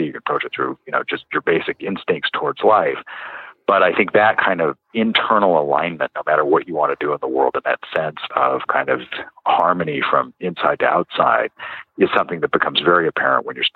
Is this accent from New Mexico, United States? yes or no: yes; New Mexico, United States; I grew up out in New Mexico